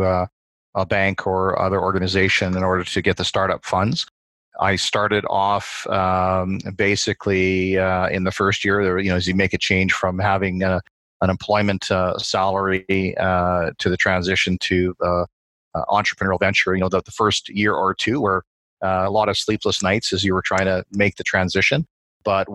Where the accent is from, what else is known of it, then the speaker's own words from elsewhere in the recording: Saskatchewan, Canada; moved away as an adult; now in Edmonton, Canada; Born and raised in Saskatchewan